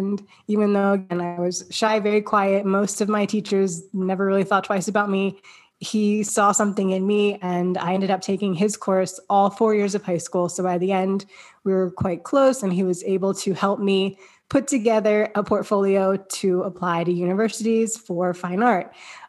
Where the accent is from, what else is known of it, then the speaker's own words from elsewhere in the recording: Kennett Square, Pennsylvania, United States; also born or lived in Michigan / Delaware / Texas; I was born in Michigan, but then we moved to Delaware, we moved to Texas, we moved to Pennsylvania. So it was hopping around, but ultimately that was a good thing. It taught me to be adaptable quite early on in life. But I mostly grew up in Kennett Square, Pennsylvania